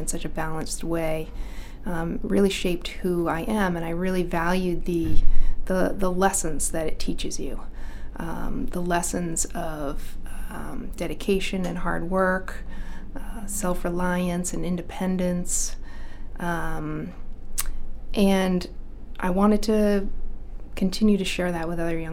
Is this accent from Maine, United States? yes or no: yes; Carrabassett Valley, Maine, United States; also born or lived in Waterville, Maine; I'm from Maine. My grandparents and parents are Mainers, so a longtime Mainer